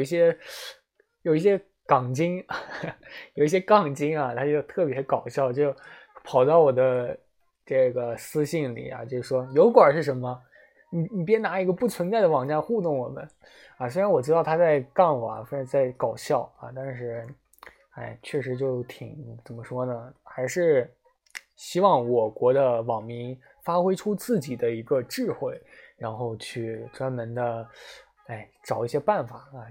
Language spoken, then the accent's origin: Chinese; China; 我们中国人